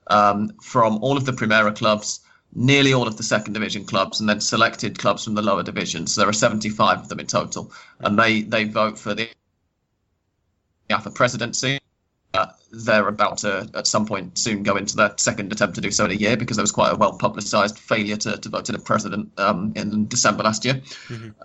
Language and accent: English; England, United Kingdom; moved away as an adult; now in Buenos Aires, Argentina; I'm an English football writer